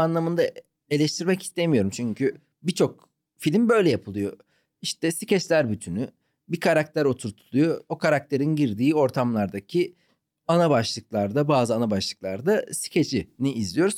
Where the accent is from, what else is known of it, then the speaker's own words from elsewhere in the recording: Ankara, Turkey; moved away; also born or lived in Malatya / Istanbul / Izmir / Antalya; Ben abi e, Malatya'da doğdum, Ankara'da büyüdüm.